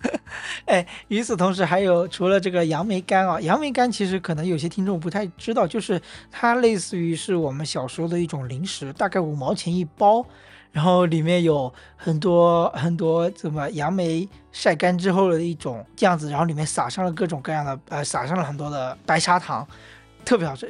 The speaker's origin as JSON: {"language": "Chinese", "town": "Wenzhou", "region": "Zhejiang", "country": "China", "also_born_or_lived": "Hangzhou", "said": "都是温州人"}